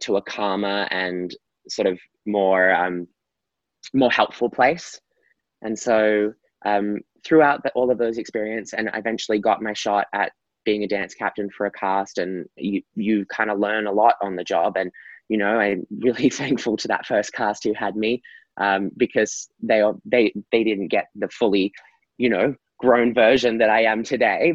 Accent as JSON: {"language": "English", "town": "Gold Coast", "region": "Queensland", "country": "Australia", "said": "I'm Australian. I am from a beautiful beach town in Australia called the Gold Coast. That's where I sort of got my kickstart to dancing"}